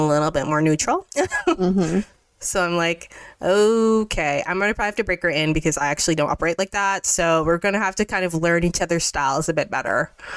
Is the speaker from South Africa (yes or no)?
no; Mississauga, Ontario, Canada; now in Toronto, Canada; I grew up in Mississauga, but live in the downtown area.